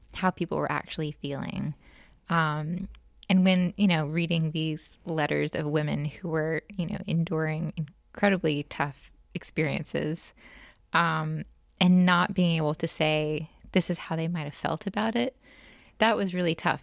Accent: Jackson, Mississippi, United States; moved away as an adult; also born or lived in North Carolina; now in New Orleans, United States; I grew up in Jackson, not too far away.

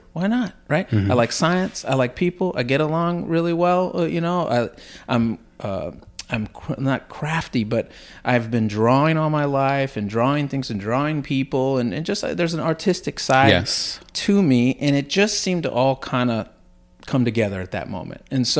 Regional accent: Tampa, Florida, United States; So I was born and raised in Tampa, Florida. Stayed there through high school and college.

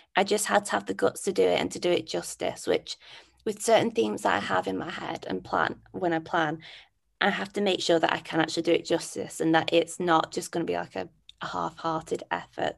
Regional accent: Manchester, North West England, United Kingdom; I'm from Manchester.

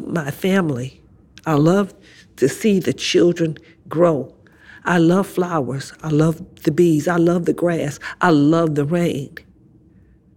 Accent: Detroit, Michigan, United States; Growing up in Southwest Detroit, to me, was a haven of safety and love and friendship.

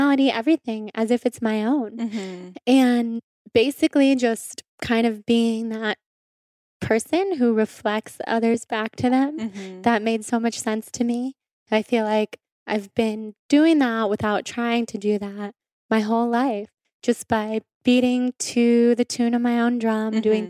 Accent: Sacramento, California, United States; So I grew up in Sacramento, and both of my parents grew up in Sacramento.

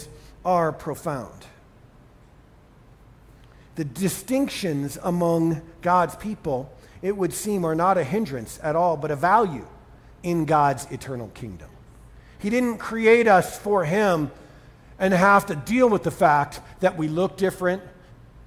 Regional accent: Boston, Massachusetts, United States; also born or lived in Colorado Springs, Colorado; now in Denver, United States; I grew up in Boston, where my life and values coalesced.

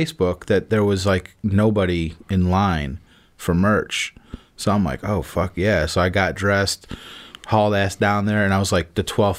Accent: Mundelein, Illinois, United States; moved away as an adult; now in Florida, United States; I went up to my hometown. Mm-hmm. So Mundelein.

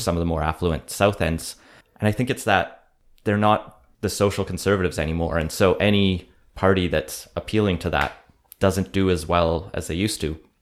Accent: Alberta, Canada; now in Vancouver, Canada; we're both from Alberta, me and …

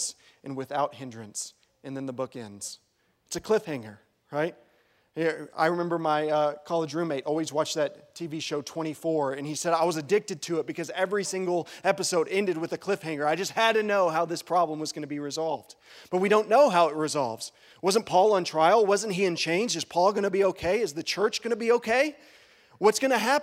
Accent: Bowie, Texas, United States; also born or lived in Lubbock, Texas; now in Wichita Falls, United States; I'm the righty from Bowie

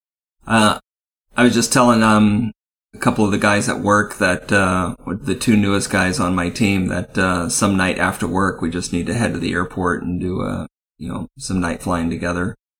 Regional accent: Missouri, United States; moved away; when I was growing up in Missouri

